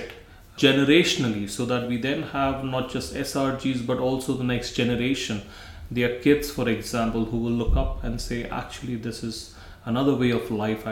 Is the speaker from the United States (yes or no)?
no; India; moved away as an adult; now in Scotland, United Kingdom; I come from India